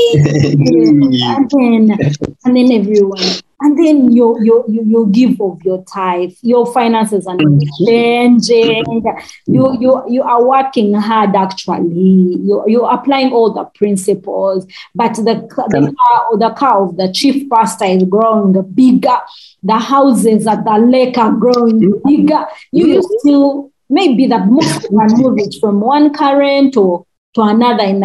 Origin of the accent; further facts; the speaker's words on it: Uganda; accent: Rutshuga; my Rutshuga accent